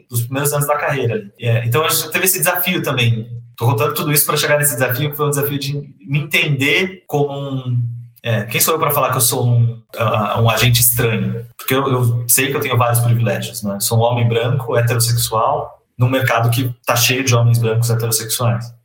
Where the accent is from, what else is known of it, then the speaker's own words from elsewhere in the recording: São Bernardo do Campo, São Paulo, Brazil; Mas, enfim, cresci lá na, na Vila Paulicense, em São Bernardo.